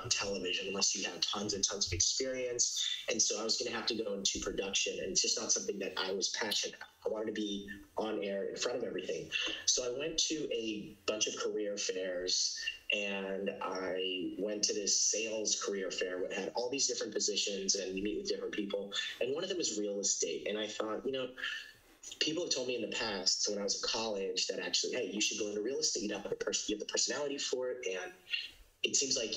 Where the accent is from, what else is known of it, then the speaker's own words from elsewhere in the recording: Orange County, Southern California, United States; moved away as an adult; now in New York City, United States; I'm from Southern California, Orange County